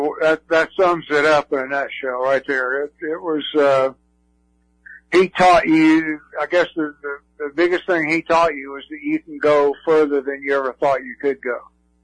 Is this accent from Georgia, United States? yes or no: yes; Georgia, United States; I grew up the first part of my young life, I grew up in Georgia, so Georgia was kind of a favorite team